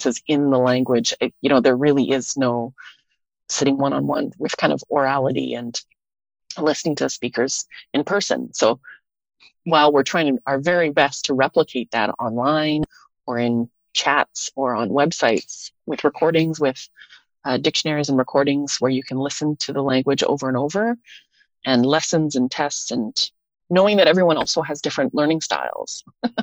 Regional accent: Thunder Bay, Ontario, Canada; also born or lived in Winnipeg; now in Vancouver, Canada; I grew up in Thunder Bay

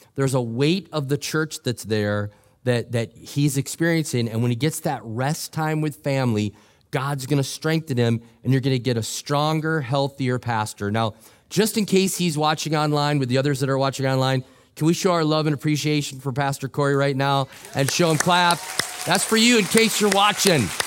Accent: Minnesota, United States; I'm from Minnesota

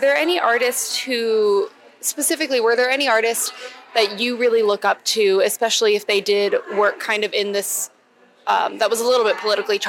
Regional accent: Alabama, United States; born and raised in Alabama

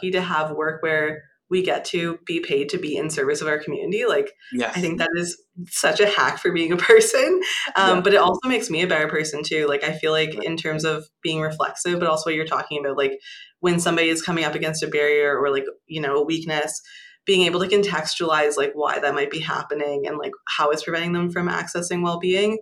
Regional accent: small island in Lake Ontario, rural Ontario, Canada; also born or lived in Toronto; I grew up in Ontario, so rural Ontario in a pretty small island off the coast of, I don't know if coast is the right word, but in Lake Ontario

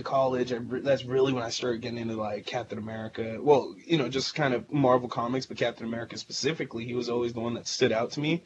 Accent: Bay Area, California, United States; We're from the Bay Area

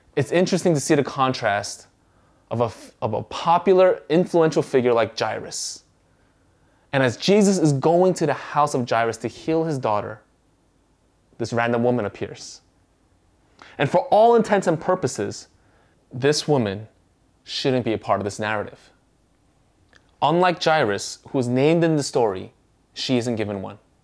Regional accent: United States; first language Korean; English is a second language; Although I was born in the States, uh, my mom nor my grandparents knew how to speak English. So, at home, we spoke Korean

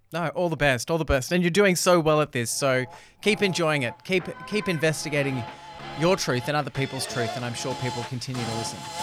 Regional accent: Doncaster, Victoria, Australia; I grew up in Doncaster, Temple

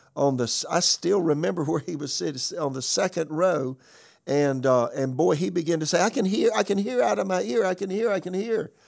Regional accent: Florence, South Carolina, United States; moved away; also born or lived in Raleigh, North Carolina; my hometown, Florence, South Carolina

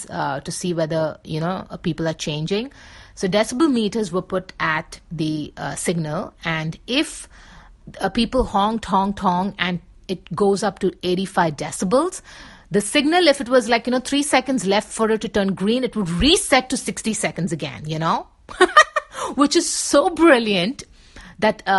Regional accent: Mumbai, Maharashtra, India; That's where I was raised, and I was born and raised in Bombay in India

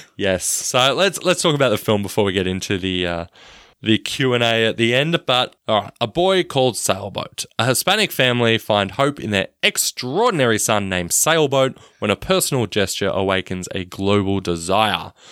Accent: Australia; I'm Australian

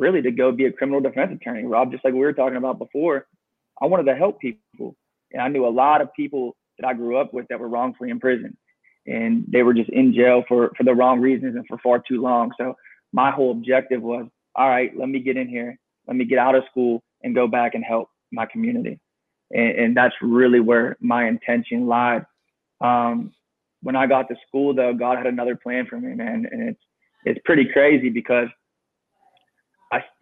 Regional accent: Pittsburgh, Pennsylvania, United States; I grew up in Pittsburgh, very humble beginnings

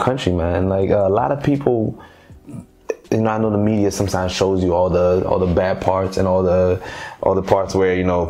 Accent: Haiti; moved away; also born or lived in Boston; I was born and raised in Haiti.

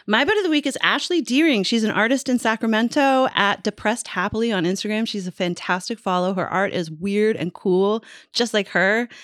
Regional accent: Newfoundland and Labrador, Canada; when I was a little girl growing up in Newfoundland

